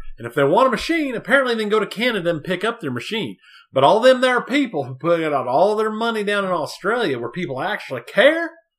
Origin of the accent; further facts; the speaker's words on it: United States; we're American.